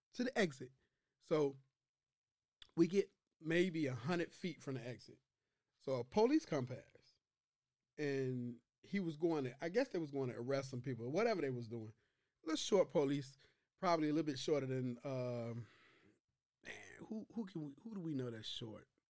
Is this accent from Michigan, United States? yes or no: no; Chicago, Illinois, United States; I'm from Chi Town